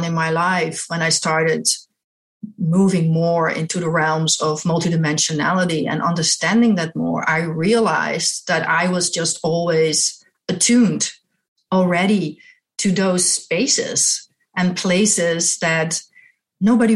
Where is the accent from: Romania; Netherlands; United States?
Netherlands; I'm from Holland, the Netherlands, in Europe. I was born there. I was raised there and I went to art school there